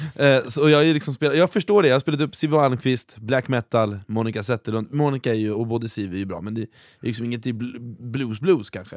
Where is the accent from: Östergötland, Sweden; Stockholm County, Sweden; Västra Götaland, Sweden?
Östergötland, Sweden; Norrköping; i min hemstad i Norrköping